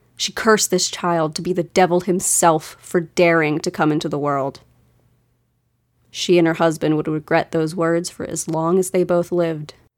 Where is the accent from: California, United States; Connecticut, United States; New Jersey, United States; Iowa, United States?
New Jersey, United States; I was born in New Jersey. My extended family's there. My parents were born and raised there